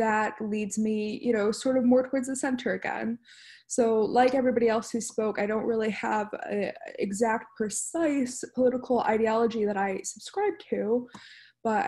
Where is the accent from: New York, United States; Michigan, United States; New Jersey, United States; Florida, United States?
Michigan, United States; Detroit; I was raised in Metro Detroit area